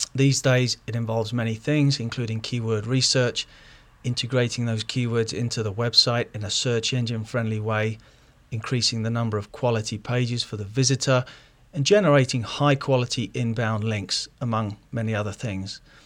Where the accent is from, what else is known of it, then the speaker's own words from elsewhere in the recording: London, United Kingdom; now in Ohio, United States; I'm originally from London, England, but I've moved out here in nineteen ninety-four